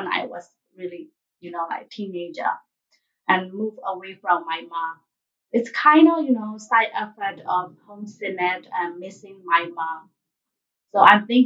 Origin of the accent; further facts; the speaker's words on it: Myanmar; English is a second language; moved away as an adult; also born or lived in Denver, Colorado, United States; now in Indianapolis, United States; I'm from Myanmar, formerly known as Burma.